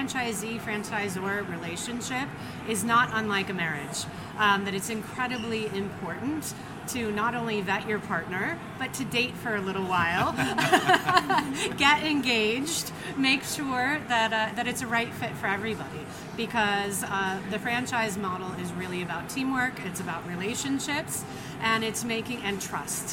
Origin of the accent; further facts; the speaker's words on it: Denver, Colorado, United States; I'm from Denver, Colorado